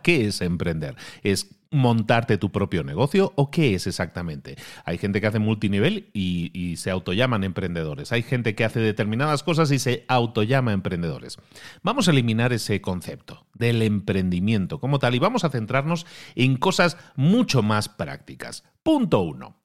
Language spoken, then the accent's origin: Spanish; Santander, Colombia; soy de Colombia, Santander